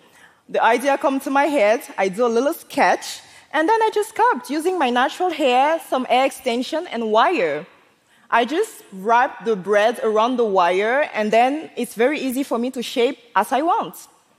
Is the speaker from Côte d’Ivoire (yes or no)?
yes; Côte d’Ivoire; s born and I grew up in Ivory Coast. And like so many other African kids, I used to resent my blackness, including my hair.